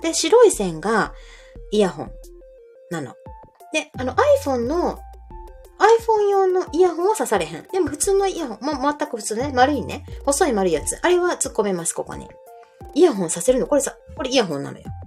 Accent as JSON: {"language": "Japanese", "region": "Kansai", "country": "Japan", "said": "関西のおばちゃんです"}